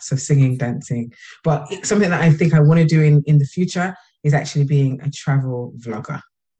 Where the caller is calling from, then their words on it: Birmingham, West Midlands, United Kingdom; From Birmingham in the UK.